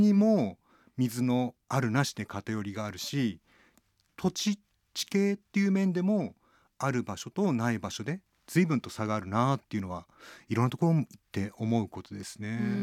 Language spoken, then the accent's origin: Japanese; Tatebayashi, Gunma, Japan; 僕群馬県の館林っていうところの出身